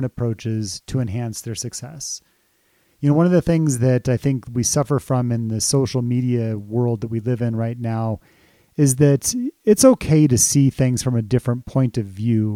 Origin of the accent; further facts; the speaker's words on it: Colorado, United States; I can remember living here in Colorado, growing up in Colorado